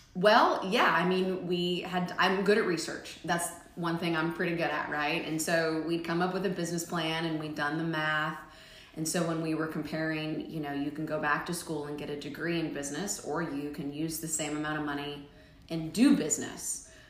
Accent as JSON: {"language": "English", "town": "Omaha", "region": "Nebraska", "country": "United States", "tie": "born or raised there", "moved": "yes", "lives_now": "Middle Tennessee, United States", "said": "I'm originally from Nebraska. I grew up in Omaha."}